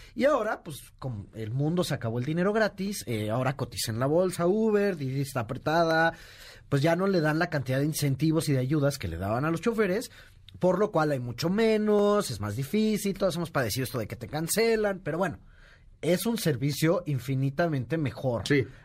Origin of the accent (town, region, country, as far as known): Mexico